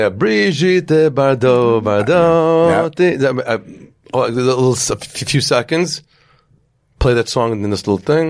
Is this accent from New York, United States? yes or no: yes; the Five Towns, New York, United States; when we were growing up in the Five Towns